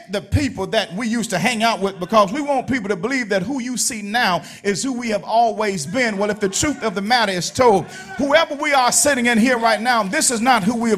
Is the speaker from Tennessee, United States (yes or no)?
no; Alabama, United States; I'm from Alabama. That's my home, Alabama.